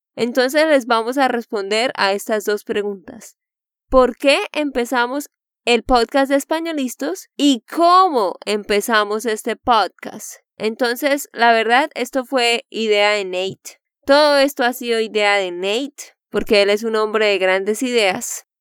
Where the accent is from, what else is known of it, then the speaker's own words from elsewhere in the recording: Santander, Colombia; de Santander, Colombia